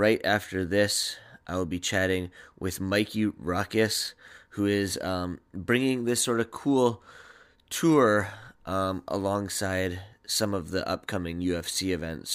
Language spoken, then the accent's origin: English; Vancouver, British Columbia, Canada; I'm from Vancouver